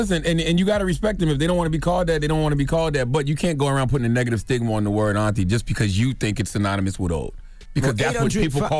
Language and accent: English; South Carolina, United States; By the way, you from the South like I'm from the South. I'm from South Carolina. I say ma'am a lot.